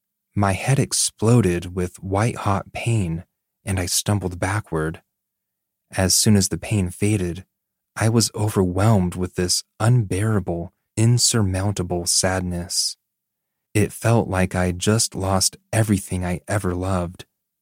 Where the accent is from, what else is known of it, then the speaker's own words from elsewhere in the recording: Texas, United States; The first was when we were looking to move back to my hometown in Texas.